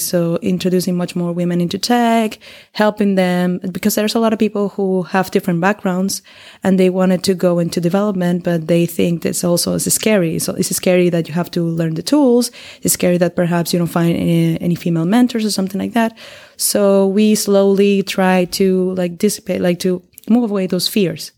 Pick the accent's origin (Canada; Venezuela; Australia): Venezuela; moved away as an adult; now in Berlin, Germany; I come from Venezuela, and I've been living here in Berlin for three years already.